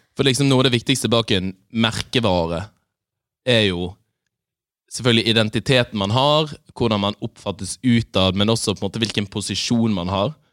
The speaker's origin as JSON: {"language": "Norwegian", "town": "Bergen", "region": "Vestland", "country": "Norway", "moved": "yes", "lives_now": "Oslo, Norway", "said": "Da jeg var hjemme i Bergen"}